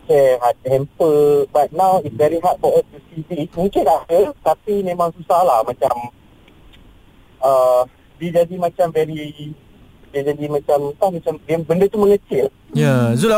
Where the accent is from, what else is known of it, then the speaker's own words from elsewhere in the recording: Malaysia; So kita sebagai rakyat Malaysia, um, of course saya faham semua orang penat dan letih